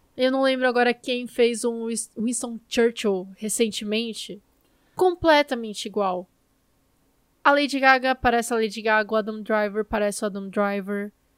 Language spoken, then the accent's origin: Portuguese; Brazil; nós somos brasileiros e conversamos um com os outros em português